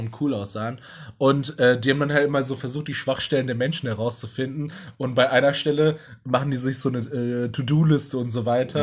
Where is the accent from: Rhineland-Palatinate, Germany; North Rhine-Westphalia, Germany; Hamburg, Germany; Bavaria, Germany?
North Rhine-Westphalia, Germany; Essen; Essen oder da, wo ich aufgewachsen bin